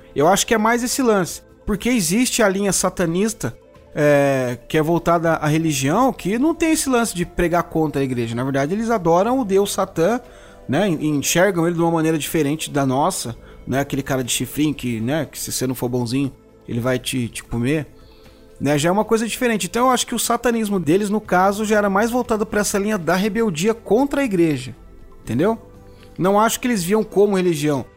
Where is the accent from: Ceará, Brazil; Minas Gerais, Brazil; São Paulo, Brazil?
São Paulo, Brazil; na minha adolescência também aqui em São Paulo era a galeria do rock, a gente se encontrava lá